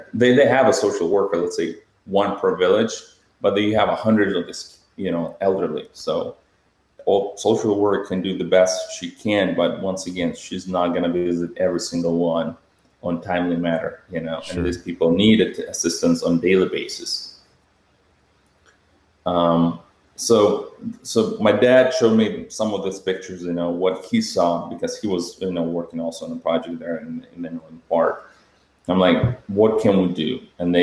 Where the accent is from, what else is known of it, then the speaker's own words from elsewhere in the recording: Moldova; moved away as an adult; my home country, Moldova. My family still lives there